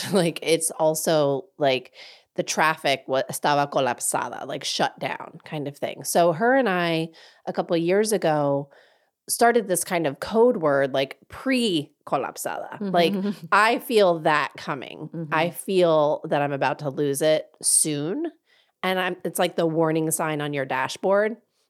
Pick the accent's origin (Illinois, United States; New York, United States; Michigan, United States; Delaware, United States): Delaware, United States; I'm from Delaware